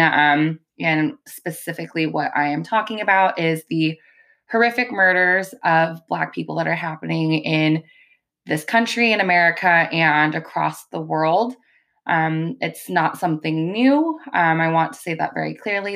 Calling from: California, United States; calling from California

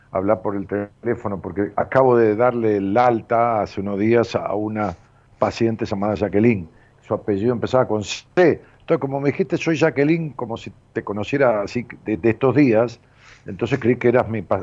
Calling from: Neuquén, Argentina; Yo soy de Neuquén Capital.

